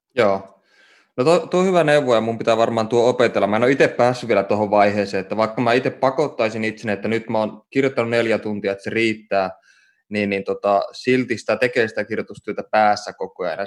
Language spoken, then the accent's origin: Finnish; Oulu, North Ostrobothnia, Finland; mä oon syntynyt Oulussa ja saanut kasvaa siellä